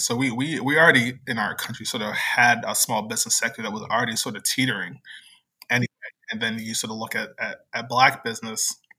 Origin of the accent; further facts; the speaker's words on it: New Jersey, United States; moved away as an adult; also born or lived in Virginia / Philadelphia; now in New Orleans, United States; I live in New Orleans, but I was born and raised in New Jersey. Uh, the part of New Jersey that's the suburb of New York